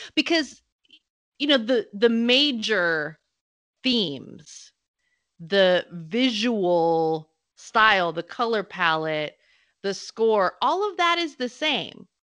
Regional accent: United States; I'm American

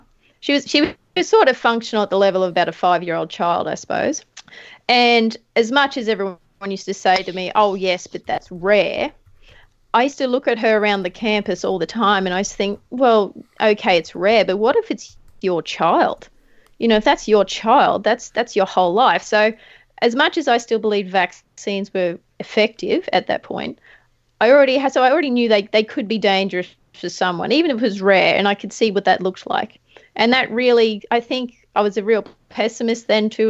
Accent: Charters Towers, Queensland, Australia; accent: country accent; I was raised on a beef cattle property in North Queensland near Charters Towers

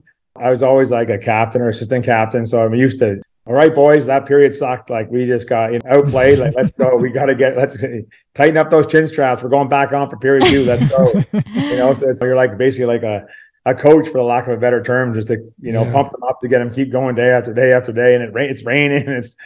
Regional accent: Canmore, Alberta, Canada; You're like, I'm from Orangeville. Where are you from? I'm from Canmore.

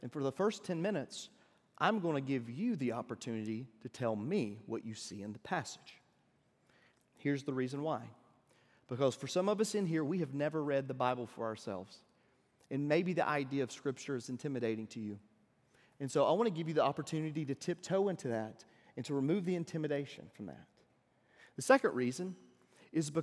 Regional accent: Deep South, United States; I don't know if you can tell by my accent, but I'm from the deep south

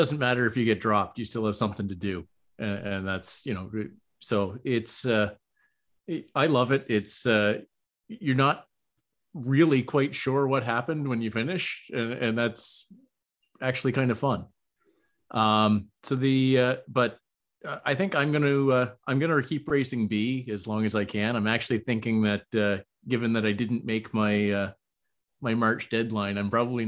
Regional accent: Canada

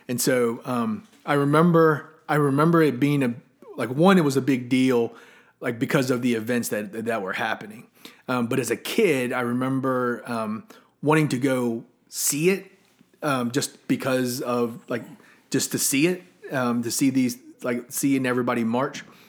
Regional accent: Colonial Heights, Virginia, United States; also born or lived in Arlington, Virginia / Lynchburg, Virginia; I first got to Colonial Heights when I was in kindergarten.

